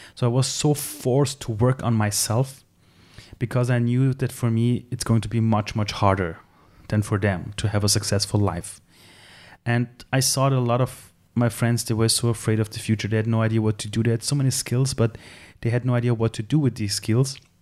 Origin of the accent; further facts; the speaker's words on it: Tehran, Tehran Province, Iran; now in Austria; I'm from Iran. I was born in Tehran. I came to Austria as a refugee